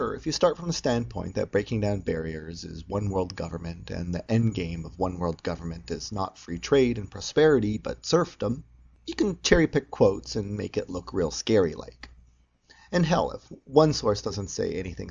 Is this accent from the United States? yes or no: no; Canada; As a Canadian